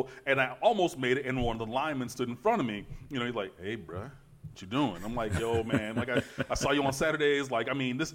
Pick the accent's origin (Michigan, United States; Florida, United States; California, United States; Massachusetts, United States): Michigan, United States; Detroit; moved away; I'm from Detroit originally